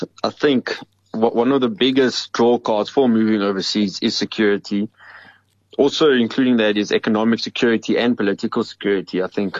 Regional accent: South Africa; growing up in South Africa, we are spoiled with the lifestyle we have.

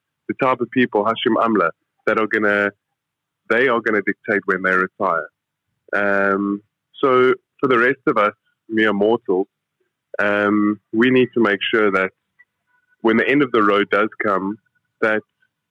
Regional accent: South Africa; And as South African domestic cricketers

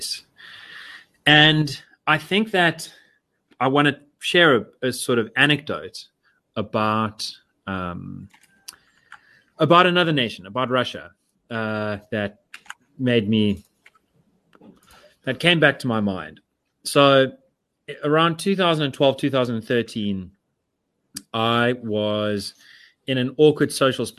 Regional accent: South Africa; I'm South African.

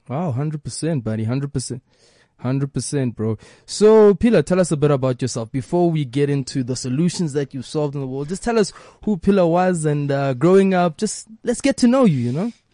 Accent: South Africa; I am first African before I am South African

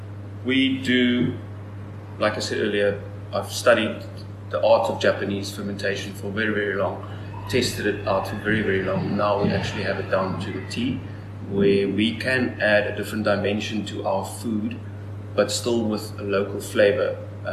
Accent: Strand, Western Cape, South Africa; Yes, school there, and then ICA was just over the hill in Stellenbosch.

